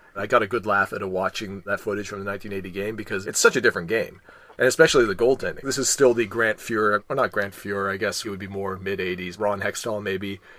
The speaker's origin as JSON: {"language": "English", "country": "Canada", "said": "I'm Canadian"}